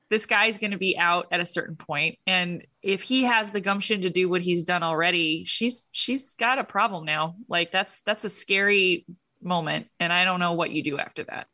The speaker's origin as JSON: {"language": "English", "country": "United States", "said": "I'm an American"}